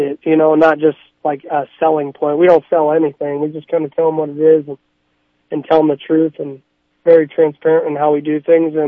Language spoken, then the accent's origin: English; Arizona, United States; moved away as an adult; now in South Dakota, United States; I'm from Arizona